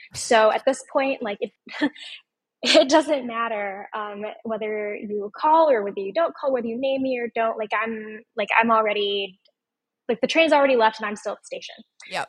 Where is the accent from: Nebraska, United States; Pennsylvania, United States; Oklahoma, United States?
Nebraska, United States; Omaha; my hometown of Omaha, Nebraska.